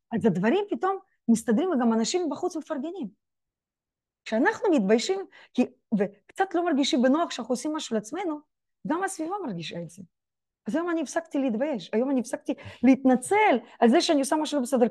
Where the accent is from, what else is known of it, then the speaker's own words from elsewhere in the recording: Israel; אני ישראלית, בישראל יהודייה